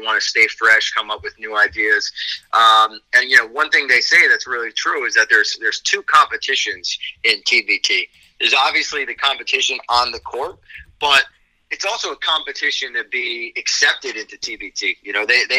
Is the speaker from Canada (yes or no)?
no; New Jersey, United States; I'm from New Jersey.